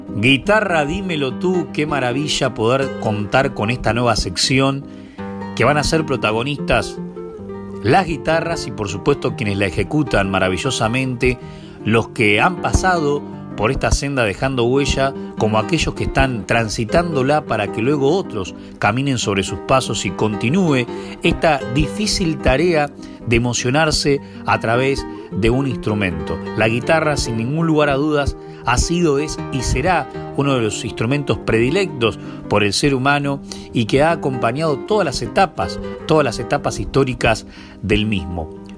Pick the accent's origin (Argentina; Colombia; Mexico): Argentina; Dolores, Buenos Aires Province; nací en Dolores